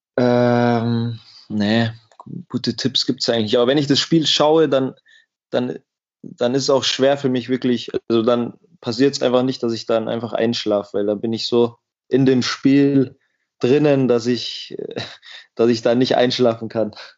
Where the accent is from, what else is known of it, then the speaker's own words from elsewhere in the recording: Miesbach, Bavaria, Germany; also born or lived in United States; in der Stadt, wo ich, wo ich aufgewachsen bin